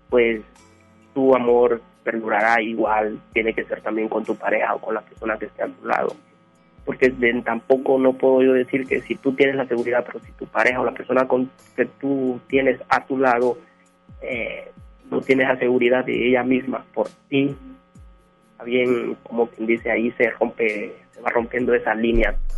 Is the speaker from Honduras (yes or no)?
yes; Honduras; now in Monterrey, Mexico; Eh, soy hondureño